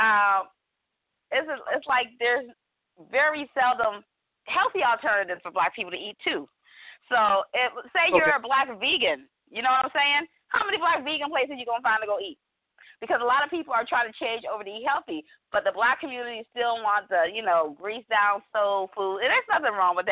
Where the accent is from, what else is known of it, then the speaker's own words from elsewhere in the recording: Hawaii, United States; I grew up around a lot of Asian people growing up in Hawaii